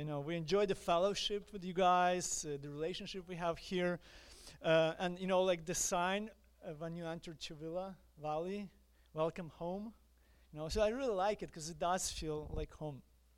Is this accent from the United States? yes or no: no; Ukraine; accent: Ukrainian; English is a second language; moved away as an adult; If you notice my accent, I am Ukrainian. I was born in Ukraine. But right now, we are what I call missionaries in exile